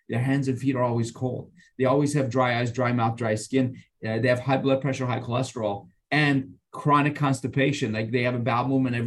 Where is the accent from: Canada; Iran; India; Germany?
Iran; moved away; I grew up in Iran